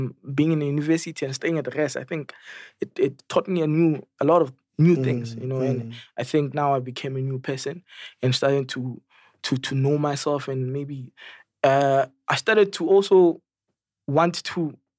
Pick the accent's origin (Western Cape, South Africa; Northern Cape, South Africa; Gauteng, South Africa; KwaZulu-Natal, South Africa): Gauteng, South Africa; Krugersdorp; also born or lived in Kagiso / Munsieville; I'm from the West Rand. I'm from Krugersdorp.